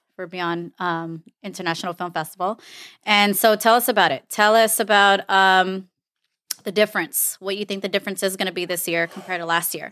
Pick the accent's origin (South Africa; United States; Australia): United States; Los Angeles, California; I am from Los Angeles, California